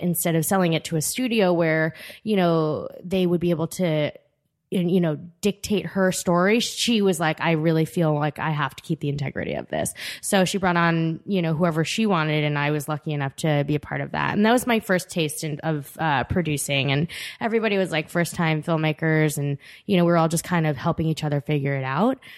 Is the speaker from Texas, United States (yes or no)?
no; Long Island, New York, United States; also born or lived in Korea; I was brought to the U S at three months, and I grew up on Long Island.